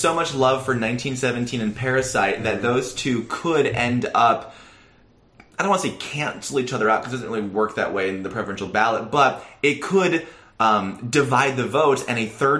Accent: Iowa, United States; talk about my home state.

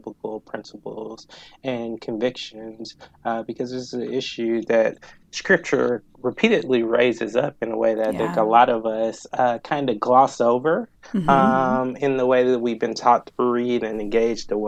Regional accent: Atlanta, Georgia, United States; moved away as an adult; also born or lived in Appalachian region / Oakland, California; now in Chicago, United States; I was born and raised in the Metro Atlanta area and stayed there through undergrad

